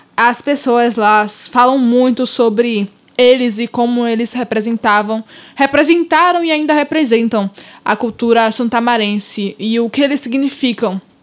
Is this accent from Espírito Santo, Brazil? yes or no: no; Salvador, Bahia, Brazil; also born or lived in Santo Amaro, Bahia; eu nasci em Salvador, mas a minha família é de Santo Amaro, então a minha vida foi numa ponte entre Salvador e Santo Amaro